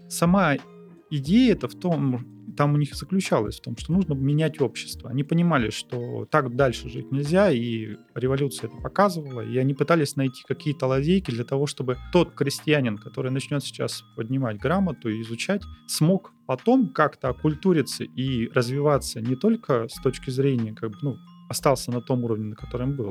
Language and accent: Russian; Arkhangelsk, Arkhangelsk Oblast, Russia; now in Saint Petersburg, Russia; Я родом с Архангельска